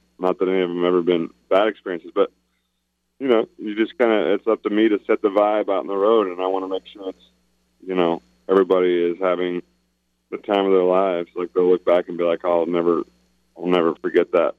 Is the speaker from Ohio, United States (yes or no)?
no; Illinois, United States; I'm from Illinois